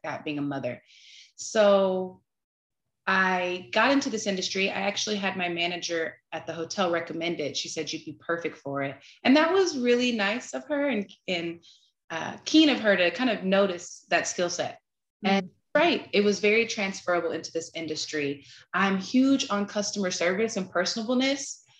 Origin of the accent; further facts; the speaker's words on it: Texas, United States; also born or lived in California; I'm originally from California um, relocated to Texas when I was a kid.